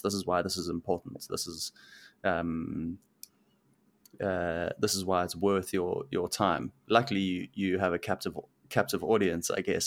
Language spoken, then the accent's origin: English; South Africa; moved away as an adult; now in Vancouver, Canada; growing up in South Africa.